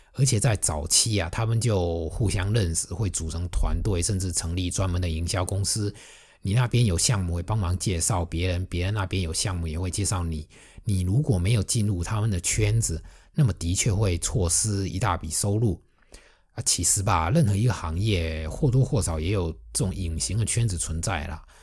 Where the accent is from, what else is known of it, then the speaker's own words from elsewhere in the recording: Fujian, China; accent: Fujian accent; 我的福建口音，还有不太标准的普通话